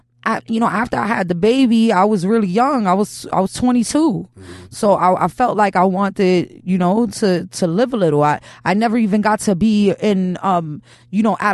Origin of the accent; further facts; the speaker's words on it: New York City, New York, United States; I'm from Chelsea